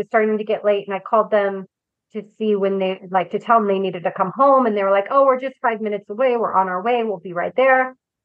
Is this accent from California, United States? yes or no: yes; California, United States; moved away as an adult; now in Florida, United States; my husband, Colin, and I were both born and raised in California.